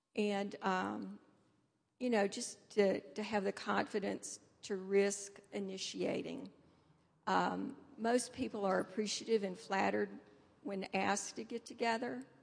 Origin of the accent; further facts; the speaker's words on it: Nashville, Tennessee, United States; also born or lived in Indianapolis, Indiana / Naperville, Illinois; now in Denver, United States; I grew up in Nashville, Tennessee